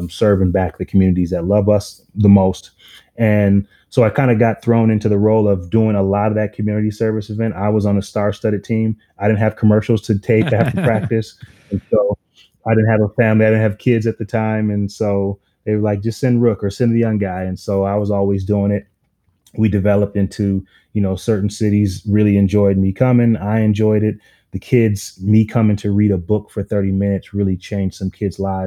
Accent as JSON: {"language": "English", "town": "Minneapolis", "region": "Minnesota", "country": "United States", "tie": "born or raised there", "said": "I'm from North Minneapolis, and everyone knows it's one of those underserved communities"}